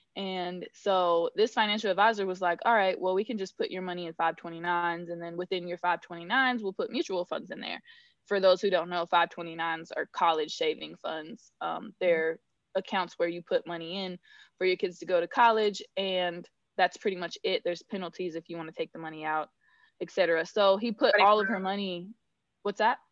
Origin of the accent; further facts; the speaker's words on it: Northern California, United States; moved away; also born or lived in Georgia; I grew up in Northern California on a thousand acre ranch